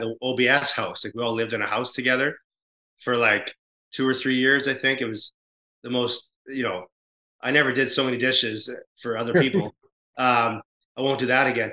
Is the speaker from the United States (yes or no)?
no; Canada; as a Canadian band